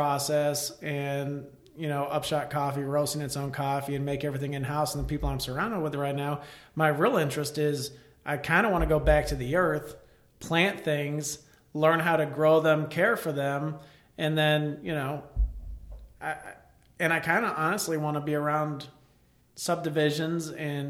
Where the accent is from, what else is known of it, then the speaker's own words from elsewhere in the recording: Elsah, Illinois, United States; I grew up in Elsa, Illinois, you know, we were surrounded by woods